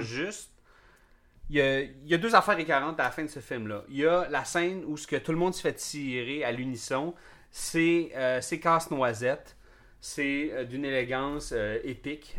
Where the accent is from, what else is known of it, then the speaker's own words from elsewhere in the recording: Montreal, Quebec, Canada; en tant que Canadien ou Québécois ou Montréalais